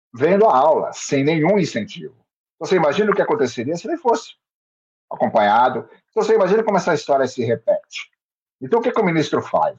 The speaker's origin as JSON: {"language": "Portuguese", "town": "Santos", "region": "São Paulo", "country": "Brazil", "said": "eu sou de Santos. Estou em Santos, moro em Santos"}